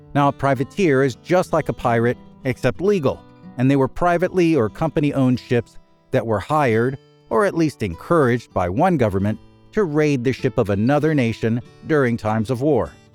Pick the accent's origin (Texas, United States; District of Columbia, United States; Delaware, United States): District of Columbia, United States; Washington; Washington, D.C., curiously enough, my hometown and the hospital where I was born